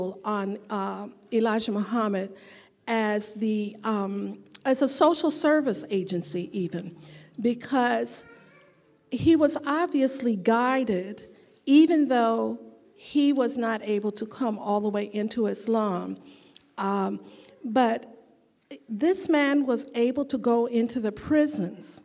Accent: Chicago, Illinois, United States; I was born and raised in Chicago.

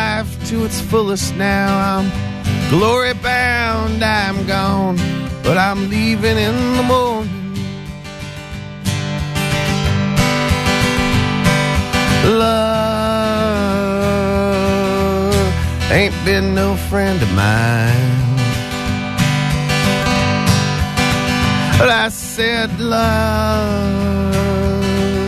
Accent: Foxborough, Massachusetts, United States; I grew up in Foxborough. I grew up right behind the stadium.

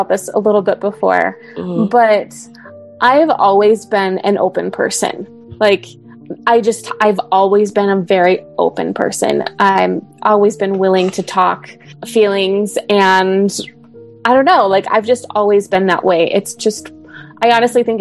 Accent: Idaho, United States; moved away as an adult; also born or lived in Utah; I grew up in LDSville in Idaho

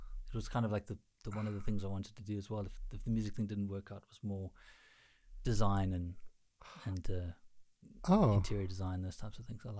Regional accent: Cape Town, Western Cape, South Africa; also born or lived in Durban, South Africa; now in Estonia; So I'm originally from Cape Town, South Africa, and then moved to Durban, and now I'm in Estonia.

